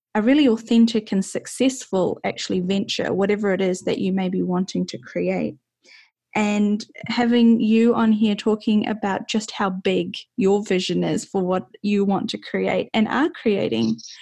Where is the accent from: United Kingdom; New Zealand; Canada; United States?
New Zealand; I'm from New Zealand